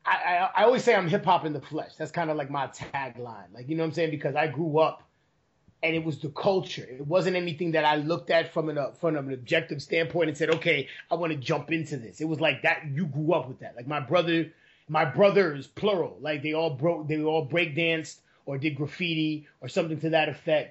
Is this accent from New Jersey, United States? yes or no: no; New York City, New York, United States; moved away as an adult; now in Bay Area, United States; I was born and raised in New York